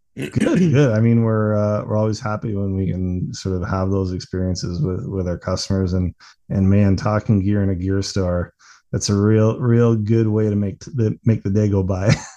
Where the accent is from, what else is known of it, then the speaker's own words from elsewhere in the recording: Bracebridge, Ontario, Canada; also born or lived in Newmarket, Ontario; we moved from the Newmarket area when I was nine years old up into a rural area east of Bracebridge, and that's where I grew up